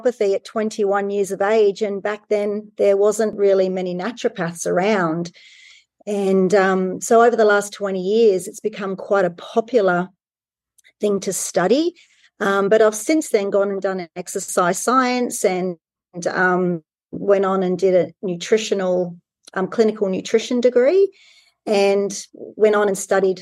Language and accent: English; New Zealand; I grew up in New Zealand